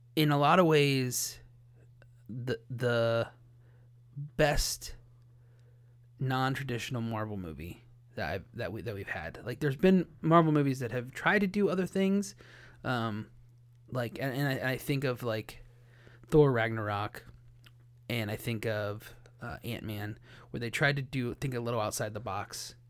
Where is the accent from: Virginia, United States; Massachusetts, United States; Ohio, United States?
Ohio, United States; born or raised there